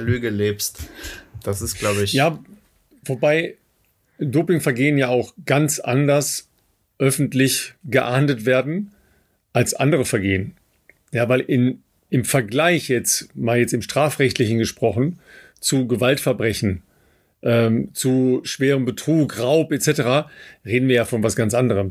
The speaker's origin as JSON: {"language": "German", "country": "Germany", "said": "wir als Deutsche"}